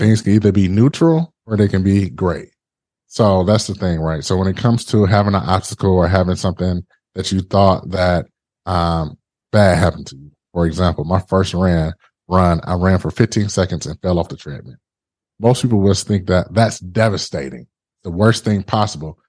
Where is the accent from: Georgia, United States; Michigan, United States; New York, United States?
Michigan, United States; Detroit; I'm originally from Detroit